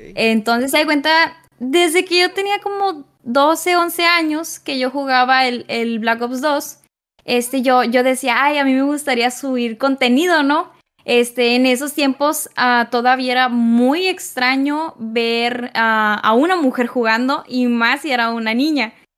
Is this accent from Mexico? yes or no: yes; Nuevo Laredo, Tamaulipas, Mexico; yo soy originaria este, de aquí, de Nuevo Laredo